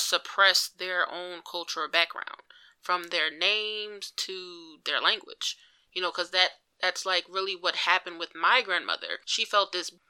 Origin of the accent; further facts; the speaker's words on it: Philadelphia, Pennsylvania, United States; I'm from Philadelphia